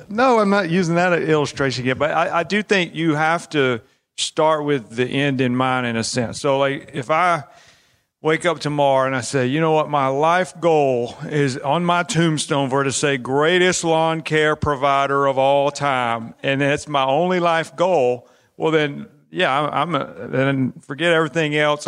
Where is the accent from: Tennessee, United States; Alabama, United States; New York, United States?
Alabama, United States; I'm from Alabama.